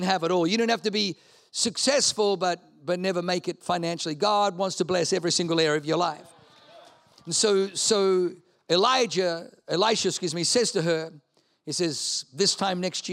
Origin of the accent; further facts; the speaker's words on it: Australia; Leanne and I grew up in Australia